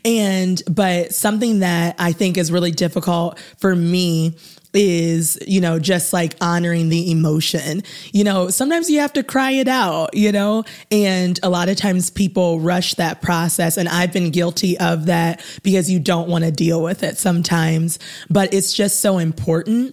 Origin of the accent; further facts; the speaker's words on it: North Canton, Ohio, United States; also born or lived in Muncie, Indiana; I am from the North Canton, Ohio area